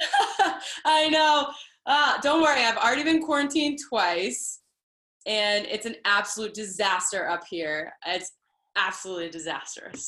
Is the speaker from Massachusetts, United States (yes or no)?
yes; Boston, Massachusetts, United States; I am from Boston